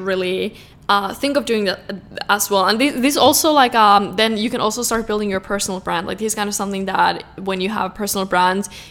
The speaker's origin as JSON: {"language": "English", "country": "Finland", "said": "I'm from Finland"}